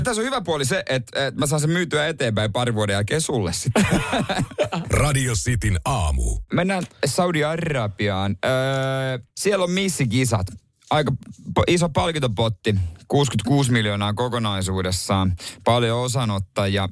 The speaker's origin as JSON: {"language": "Finnish", "region": "Ostrobothnia", "country": "Finland", "said": "meillä Pohjanmaalla"}